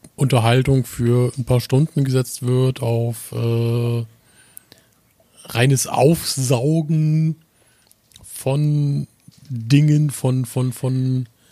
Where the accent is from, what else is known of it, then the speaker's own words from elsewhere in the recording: the North, Northern Germany, Germany; komme aus dem wunderschönen Norden